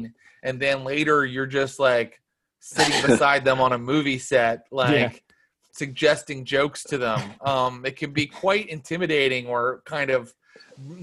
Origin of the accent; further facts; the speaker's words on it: Cassville, West Virginia, United States; moved away as an adult; now in Los Angeles, United States; I was raised in Cassville, which is outside of Morgantown.